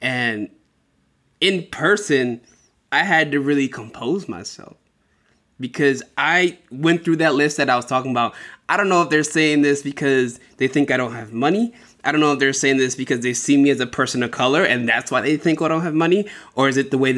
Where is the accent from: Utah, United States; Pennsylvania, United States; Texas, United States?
Pennsylvania, United States; Philadelphia; now in Seattle, United States; I'm from Philadelphia